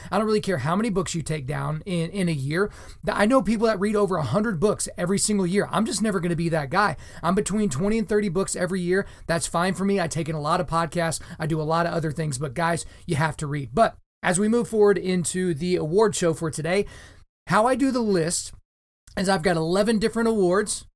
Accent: Oklahoma, United States; as an Oklahoman, I learned about the Trail of Tears in Oklahoma history classes growing up

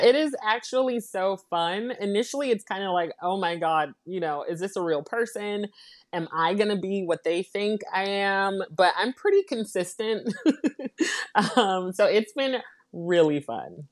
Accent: United States; My parents are from the Caribbean, um, so they immigrated to the United States, um, and I was born here in the States

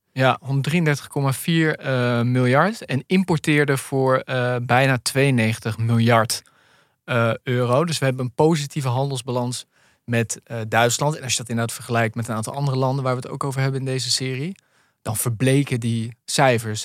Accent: near Zwolle, Overijssel, Netherlands; waar ik ben opgegroeid, in de buurt van Zwolle, onder de rook van Zwolle

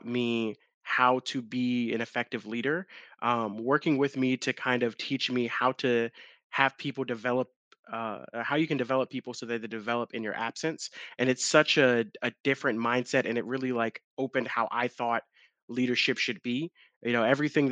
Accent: Long Island, New York, United States; now in Charlotte, United States; I'm originally from Long Island, New York, moved down to Charlotte many years ago

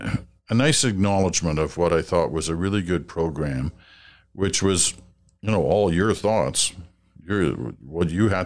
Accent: England, United Kingdom; born there; I was born in England.

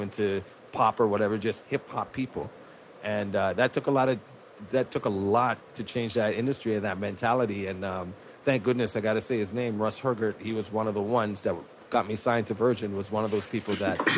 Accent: Toronto, Ontario, Canada; I'm actually from Toronto, Scarborough to be exact

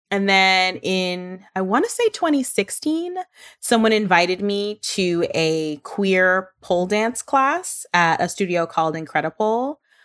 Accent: New York City, New York, United States; I was born and raised in Brooklyn

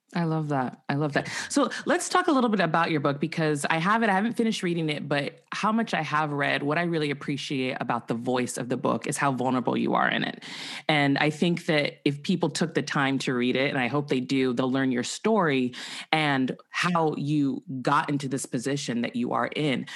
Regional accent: Santa Barbara, California, United States; I grew up in Santa Barbara, California

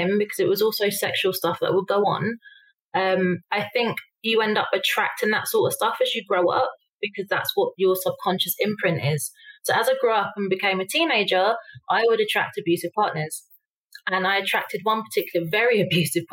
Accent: London, United Kingdom; moved away as an adult; now in Mexico; I was born in London to my mother, single mother, and I grew up on a council estate

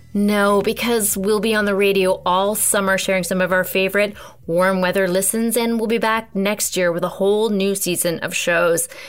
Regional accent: Canada; we're Canadian.

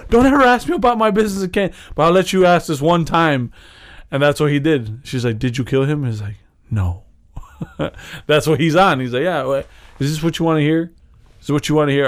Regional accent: Chicago, Illinois, United States; we're from Chicago.

